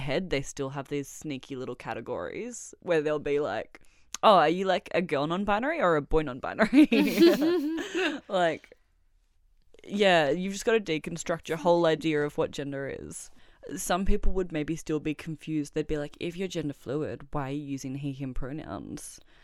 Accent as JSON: {"language": "English", "town": "Melbourne", "region": "Victoria", "country": "Australia", "tie": "born or raised there", "said": "born and raised in Melbourne"}